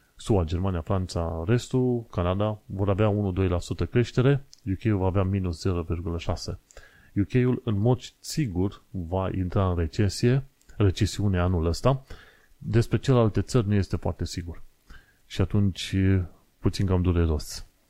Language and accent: Romanian; Romania; moved away as an adult; also born or lived in Isle of Dogs, London; now in London, United Kingdom; sunt român